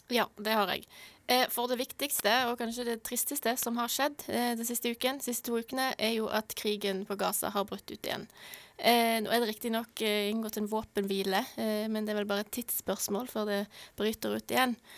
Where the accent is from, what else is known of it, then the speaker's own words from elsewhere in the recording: Norway; vi som nordmenn